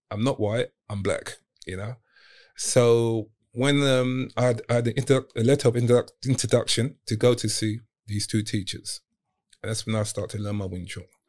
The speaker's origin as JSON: {"language": "English", "region": "London", "country": "United Kingdom", "also_born_or_lived": "Hong Kong", "said": "I'm from Southeast"}